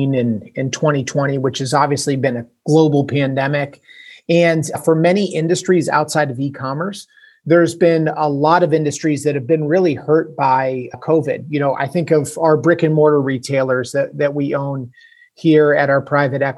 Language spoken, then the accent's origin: English; Canton, Ohio, United States; I am from Canton, Ohio, which is about an hour south of Cleveland